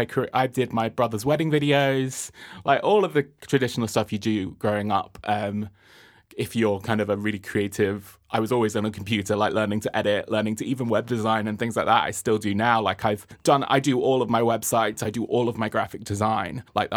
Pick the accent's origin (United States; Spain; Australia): Spain; moved away as an adult; now in London, United Kingdom; I grew up in Spain. And then I moved to London when I was 18.